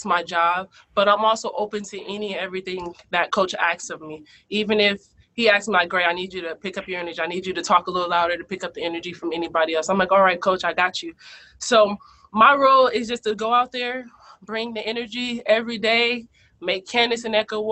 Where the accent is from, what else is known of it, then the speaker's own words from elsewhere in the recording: Los Angeles, California, United States; I'm from South Central LA, where not many great things come from there